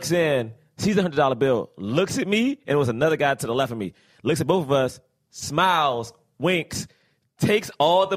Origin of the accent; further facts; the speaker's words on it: New York, United States; as a New Yorker